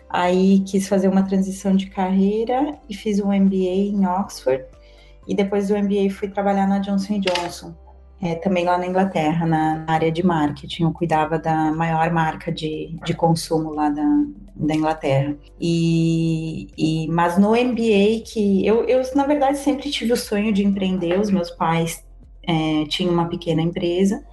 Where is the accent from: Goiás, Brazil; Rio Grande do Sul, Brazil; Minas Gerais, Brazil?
Rio Grande do Sul, Brazil; Erechim; moved away as an adult; also born or lived in Porto Alegre / London; eu sou de Erechim, interior do Rio Grande do Sul